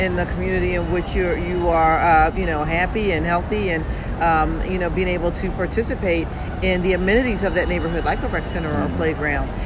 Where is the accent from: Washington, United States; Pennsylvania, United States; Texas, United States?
Pennsylvania, United States; Philadelphia; I'm born and raised here. I'm from North Philly